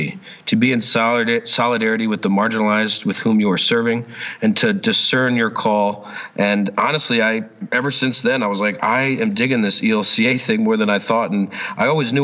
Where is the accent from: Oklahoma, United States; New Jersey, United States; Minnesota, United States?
New Jersey, United States; moved away as an adult; also born or lived in Springfield, Ohio / Bloemfontein, South Africa; I'm from New Jersey, and I went to Wittenberg University in Springfield, Ohio